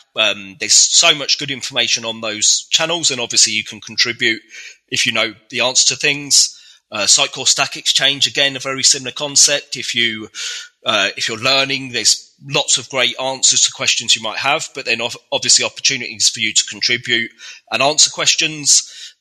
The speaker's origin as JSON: {"language": "English", "town": "Reading", "region": "South East England", "country": "United Kingdom", "said": "I'm from Reading in the UK"}